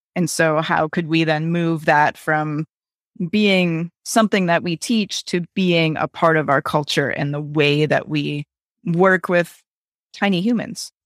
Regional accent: Wisconsin, United States; I grew up in Wisconsin

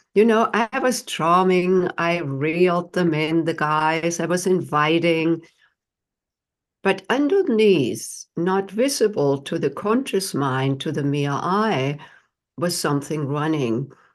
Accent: Germany; moved away as an adult; now in United States; I, uh, was not born here in the United States. I'm from Germany and came to the United States in my late twenties

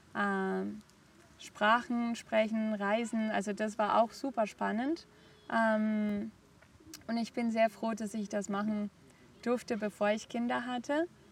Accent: Barcelona, Catalonia, Spain; German is a second language; moved away as an adult; also born or lived in Germany / Hong Kong; Ich bin in Barcelona aufgewachsen, habe auch dort gelebt, bis ich 24 war.

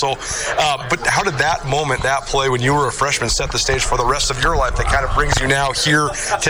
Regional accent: Missoula, Montana, United States; I don't know if I ever told you this story, because I grew up in Missoula, but my family's not from Montana.

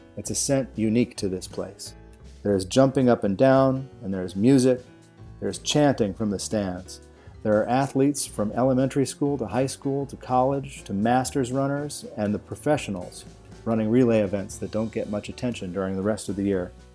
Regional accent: New Jersey, United States; I'm from Jersey

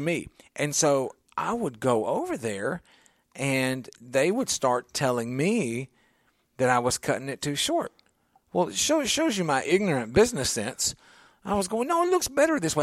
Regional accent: Nashville, Tennessee, United States; I grew up in the Creve Hall area in a cul-de-sac

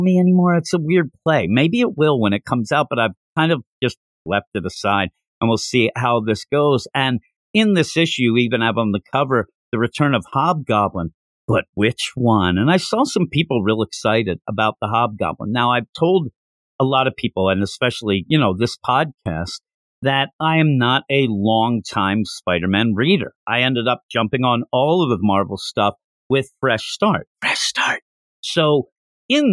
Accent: Pennsylvania, United States; I'm from Pennsylvania

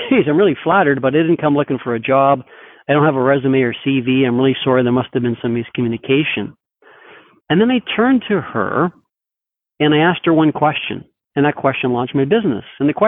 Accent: Toronto, Ontario, Canada; moved away as an adult; also born or lived in Denver; now in Seattle, United States; I'm originally from Toronto, so that's where I originally was born and bred and went to school and started my career there

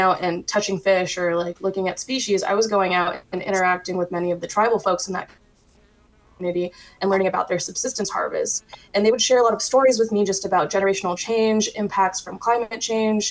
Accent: Anchorage, Alaska, United States; moved away as an adult; I grew up right outside of the Chugach in Anchorage

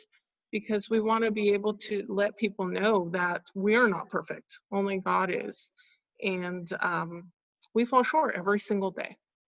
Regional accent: California, United States; born there; and I was born in California.

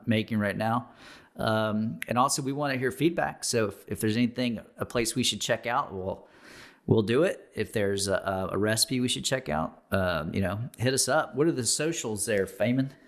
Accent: Baton Rouge, Louisiana, United States; moved away; I'm from Baton Rouge

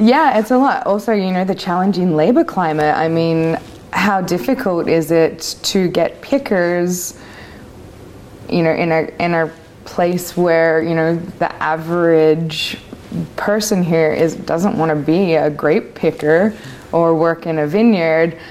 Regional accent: Australia; also born or lived in Vancouver; now in Oregon, United States; I am Australian

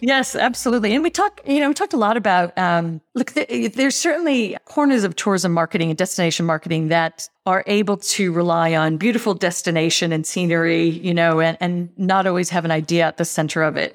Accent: United States; accent: American; now in Australia; I'm, I'm clearly, clearly American

